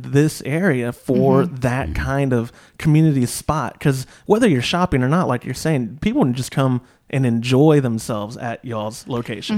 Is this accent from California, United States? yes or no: no; Austin, Texas, United States; I grew up near Marbridge, which is in South Austin